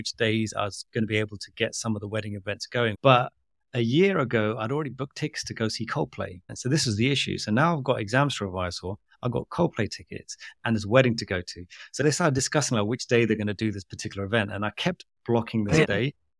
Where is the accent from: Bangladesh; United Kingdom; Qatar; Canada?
Bangladesh; I'm from Bangladesh and my wife is Pakistani.